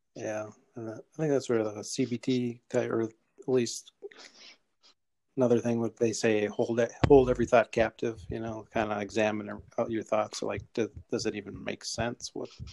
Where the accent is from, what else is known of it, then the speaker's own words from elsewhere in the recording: Rochester, United States; I was born and raised in Rochester